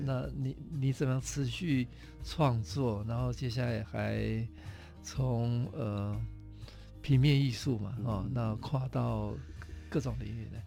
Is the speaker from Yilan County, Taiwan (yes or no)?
no; Taitung County, Taiwan; moved away; 回我的故乡台东